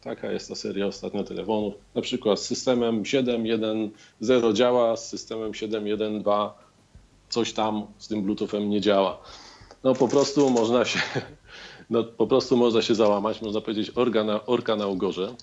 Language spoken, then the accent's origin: Polish; Warsaw, Masovian Voivodeship, Poland; w Warszawie, skąd jestem